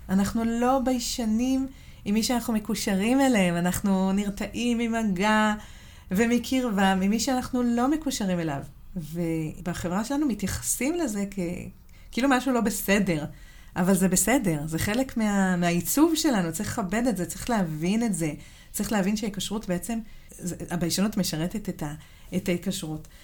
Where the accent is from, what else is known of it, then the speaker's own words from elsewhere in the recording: Southern District, Israel; אני גדלתי בדרום, וסבא וסבתא שלי גרו בחיפה